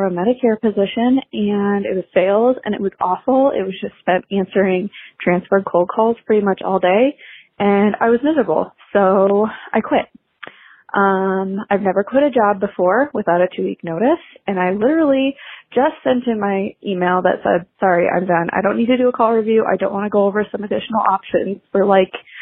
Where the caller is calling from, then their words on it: Colorado, United States; I'm calling in from Colorado.